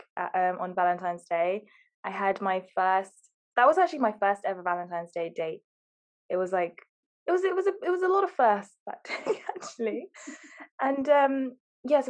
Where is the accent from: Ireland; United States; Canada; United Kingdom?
United Kingdom; Harrow, London; because we're all from Harrow.